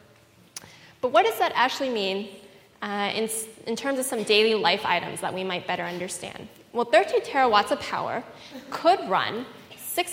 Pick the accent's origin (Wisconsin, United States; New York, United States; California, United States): California, United States; Fremont; I grew up in Fremont